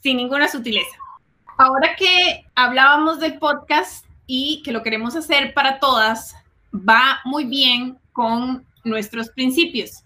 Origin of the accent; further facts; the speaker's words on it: Costa Rica; now in Silicon Valley, United States; medio del campo en Costa Rica